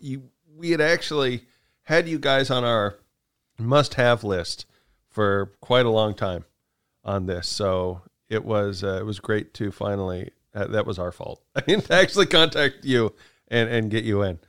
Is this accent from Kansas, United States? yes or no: yes; Kansas, United States; moved away; I'm from Kansas